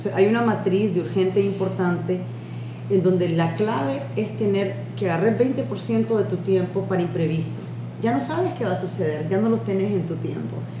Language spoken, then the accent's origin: Spanish; Nicaragua; ¿y de dónde soy de Nicaragua?